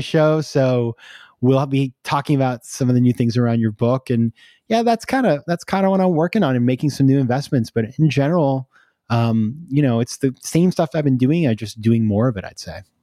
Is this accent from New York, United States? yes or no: yes; New York, United States; I'm a New Yorker, right? We're all insane over here.